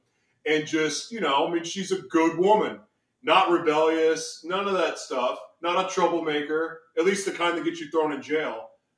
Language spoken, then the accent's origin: English; Oklahoma City, Oklahoma, United States; born there; now in Los Angeles, United States; So I was born in Oklahoma City. And even though LA is home to me, I was born in Oklahoma City.